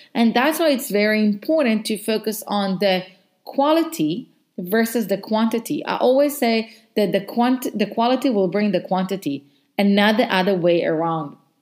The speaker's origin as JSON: {"language": "English", "country": "Israel", "second_language": "English", "moved": "as an adult", "lives_now": "South Africa", "said": "I'm from Israel. I relocated to South Africa because of my job."}